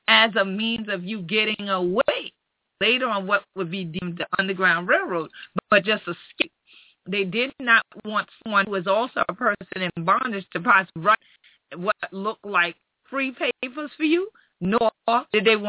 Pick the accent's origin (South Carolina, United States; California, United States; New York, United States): South Carolina, United States; my home state, South Carolina